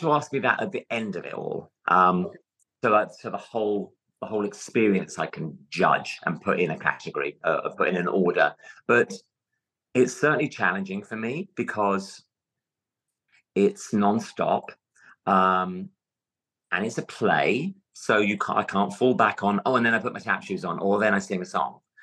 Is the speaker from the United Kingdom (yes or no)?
yes; London, United Kingdom; accent: London; moved away; my natural london accent